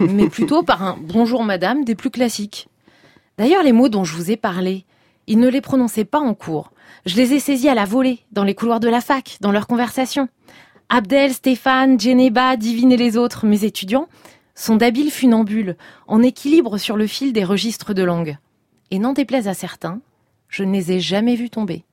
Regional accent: Seine-Saint-Denis, Île-de-France, France; j'ai grandi en Seine-Saint-Denis, le fameux 9-3

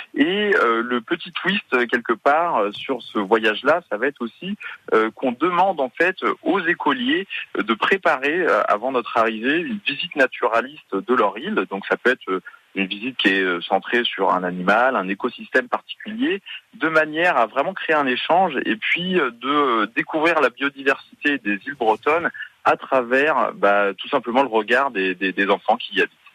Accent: Brittany, France; je suis breton moi-même

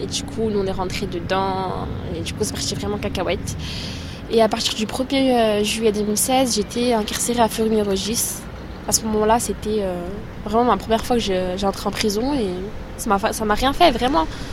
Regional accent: Chambéry, Auvergne-Rhône-Alpes, France; je vais avoir 19 ans et euh, je viens de Chambéry

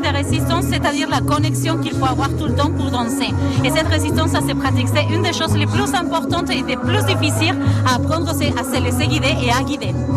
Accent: Argentina; French is a second language; now in France; Je viens d'Argentine, pour ça le accent, la tête

